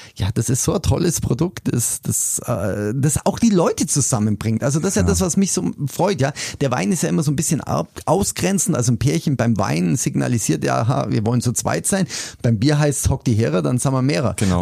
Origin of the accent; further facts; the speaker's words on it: Augsburg, Bavaria, Germany; Ich bin echt leidenschaftlicher Augsburger